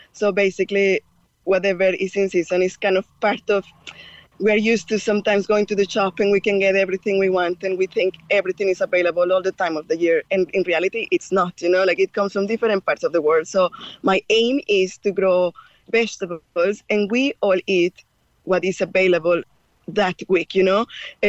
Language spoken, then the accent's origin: English; Mexico; English is a second language; moved away as an adult; now in Cork, Ireland; I am Mexican born